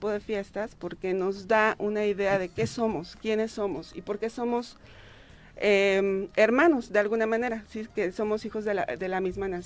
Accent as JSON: {"language": "Spanish", "country": "Mexico", "said": "este es una, fiesta que se celebra para ver eh, por qué somos mexicanos, ¿no?"}